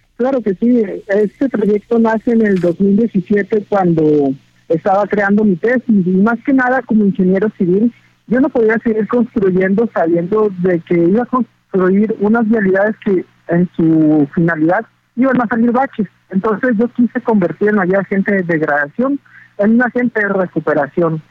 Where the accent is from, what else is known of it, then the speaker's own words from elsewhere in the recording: Mexico; Como mexicano